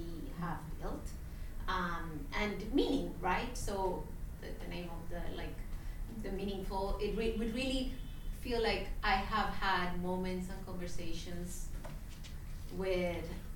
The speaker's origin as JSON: {"language": "English", "country": "Colombia", "moved": "yes", "lives_now": "New York, United States", "said": "I am originally from Colombia. I've been living in New York for a long time, and over 15 years"}